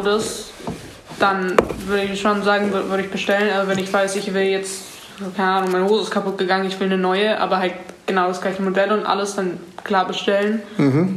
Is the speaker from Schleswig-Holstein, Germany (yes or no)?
no; Munich, Bavaria, Germany; ich komme auch aus München und bin 15